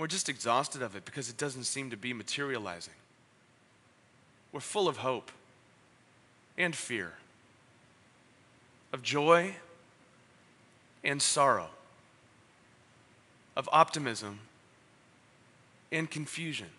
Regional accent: San Diego, California, United States; moved away as an adult; also born or lived in San Francisco; After being born and raised in Ocean Beach, living up in San Francisco for 13 years

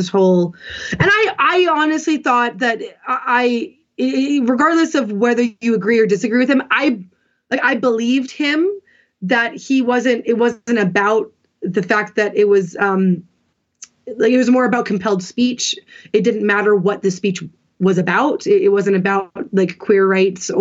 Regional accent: Canada; I am Canadian, but my part of my family, or my mom's side, is American, and they're all Republicans.

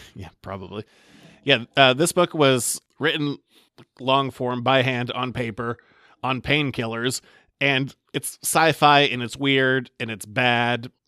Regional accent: Maine, United States; we're both from Maine.

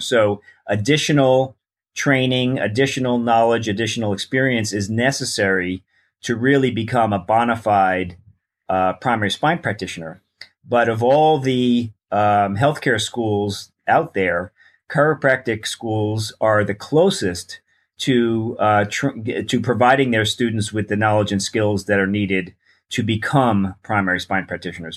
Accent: New York, United States; moved away as an adult; also born or lived in Newport Beach, California; I grew up in New York

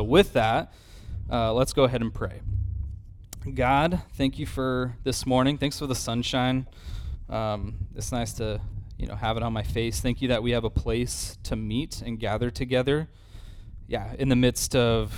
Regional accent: Idaho, United States; moved away; I grew up in Idaho

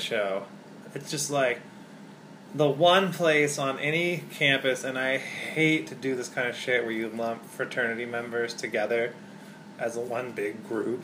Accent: Spokane, Washington, United States; here where I grew up in Spokane

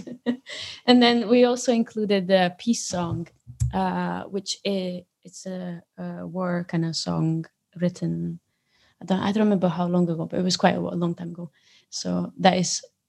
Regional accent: Romania; moved away as an adult; now in Scotland, United Kingdom; I know I'm from Romania

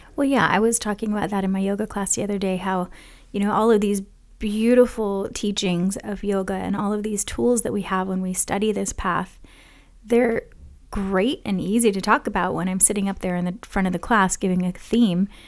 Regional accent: Hawaii, United States; growing up in Hawaii.

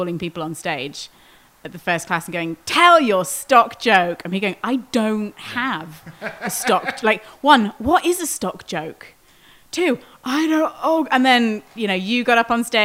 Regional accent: Wales, United Kingdom; moved away as an adult; also born or lived in outskirts of London; now in Pittsburgh, United States; I grew up in Wales.

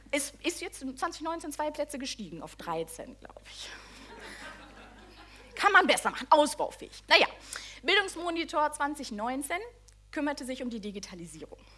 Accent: North Rhine-Westphalia, Germany; Sonst mache ich es, also so normal, ich bin aus dem Ruhrpott, ne?

